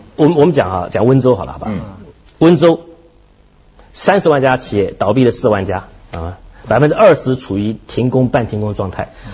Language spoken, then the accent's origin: Chinese; Hong Kong; 我们香港人